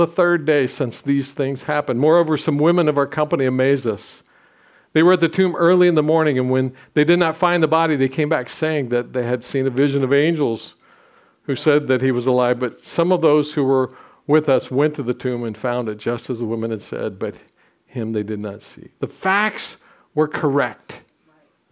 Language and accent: English; Southwest Ohio, United States; I'm a hillbilly from Southwest Ohio